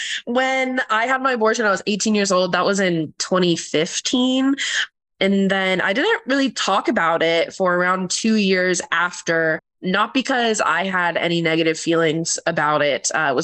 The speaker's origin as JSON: {"language": "English", "town": "Bellefontaine", "region": "Ohio", "country": "United States", "tie": "born or raised there", "also_born_or_lived": "Columbus, Ohio", "said": "So I am officially from Columbus, Ohio, but had a lot of my formative years, middle school and high school, in Bell Fountain, Ohio, equally 614 and 937."}